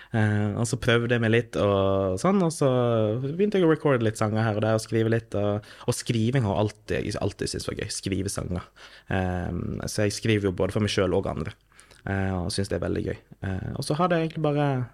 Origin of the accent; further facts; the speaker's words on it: Førde, Vestland, Norway; also born or lived in Drammen / Oslo; Jeg er født og oppvokst i Førde by i Sunnfjord i Vestland fylkeskommune